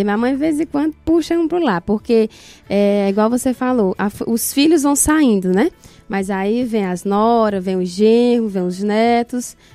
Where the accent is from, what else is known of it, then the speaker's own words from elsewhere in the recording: Tamboril, Ceará, Brazil; Eu sou natural de é, município de Tamboril, né? Nasci no município, né, num lugar chamado Água Fria, né, o é interior de Tamboril. Sou de lá.